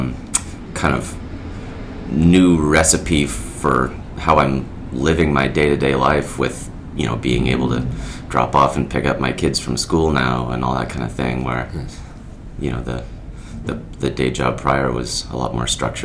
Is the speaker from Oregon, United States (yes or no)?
yes; Florence, Oregon, United States; also born or lived in Portland, Oregon; I was born and raised in Florence, Oregon, about an hour west of Eugene.